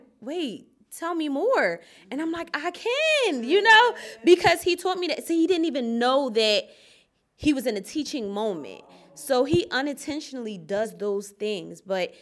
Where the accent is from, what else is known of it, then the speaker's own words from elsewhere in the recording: Philadelphia, Pennsylvania, United States; I was born and raised in Philadelphia